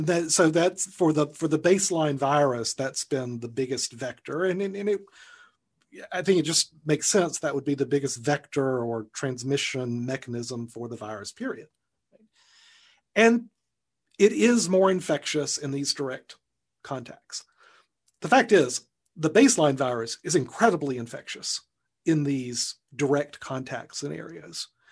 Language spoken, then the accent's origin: English; Alabama, United States; my home state of Alabama